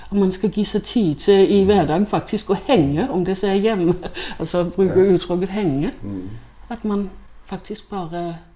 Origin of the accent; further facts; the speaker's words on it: Denmark; Norwegian is a second language; now in Norway; Jeg er jo dansk, ja.